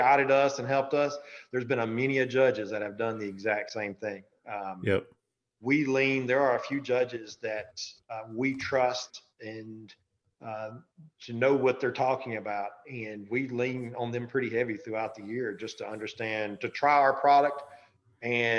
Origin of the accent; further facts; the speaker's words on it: the South, United States; I'm from the South